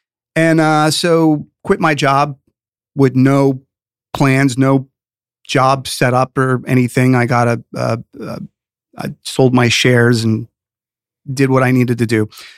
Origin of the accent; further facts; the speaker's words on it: New York City, New York, United States; also born or lived in Rockland County; I was born in the Bronx and grew up in the city as a youngster. Then a teenager, we lived in the Rockland County area, Sleepy Hollow area, great place to grow up in New York.